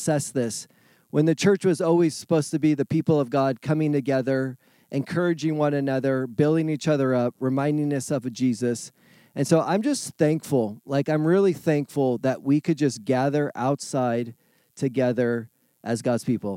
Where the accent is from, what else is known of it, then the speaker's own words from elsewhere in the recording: California, United States; moved away; I'm from California